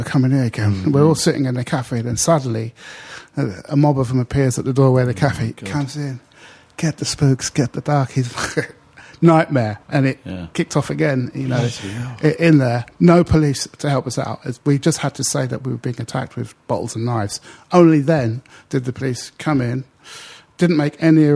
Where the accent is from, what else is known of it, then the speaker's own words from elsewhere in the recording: London, United Kingdom; an ordinary black working class lad growing up in West London